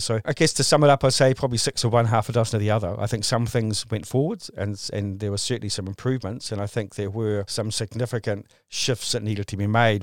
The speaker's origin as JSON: {"language": "English", "town": "Christchurch", "region": "Canterbury", "country": "New Zealand", "tie": "born or raised there", "said": "here in, in my hometown in, in, uh, in Christchurch"}